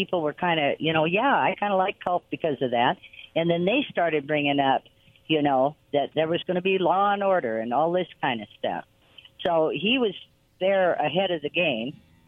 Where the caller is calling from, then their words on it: Quincy, Massachusetts, United States; from Quincy.